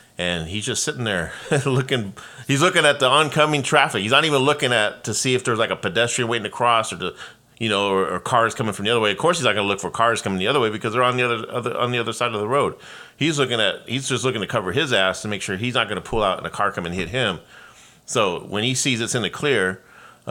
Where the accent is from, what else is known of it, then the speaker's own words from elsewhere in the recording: Los Angeles, California, United States; now in Oregon, United States; I'm from Los Angeles